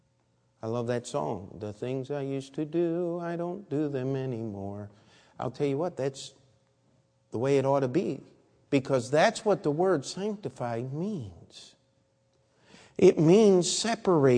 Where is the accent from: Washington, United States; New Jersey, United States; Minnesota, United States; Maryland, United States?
Maryland, United States; Baltimore; I was born in Baltimore